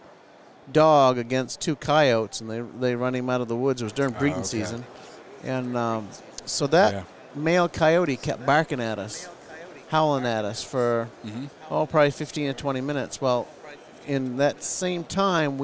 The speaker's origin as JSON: {"language": "English", "town": "Searsport", "region": "Maine", "country": "United States", "said": "I'm from Searsport, Maine"}